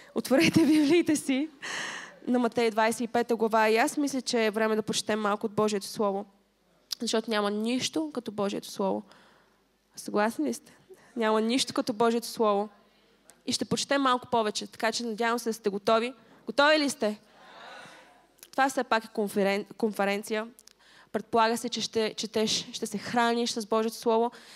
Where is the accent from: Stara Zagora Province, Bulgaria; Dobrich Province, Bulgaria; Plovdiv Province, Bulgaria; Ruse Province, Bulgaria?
Stara Zagora Province, Bulgaria; Stara Zagora; also born or lived in England; now in Sofia, Bulgaria; не съм родена в София и съм от Стара Загора